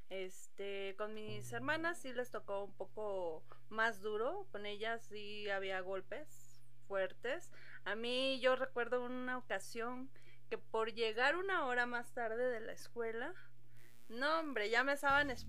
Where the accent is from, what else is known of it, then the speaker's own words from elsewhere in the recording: Texcoco, State of Mexico, Mexico; la mayoría de las personas piensan que yo soy de Veracruz, pero en realidad yo nací en el Estado de México